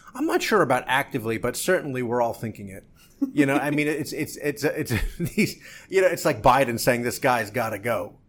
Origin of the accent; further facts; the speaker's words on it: New Jersey, United States; I'm from New Jersey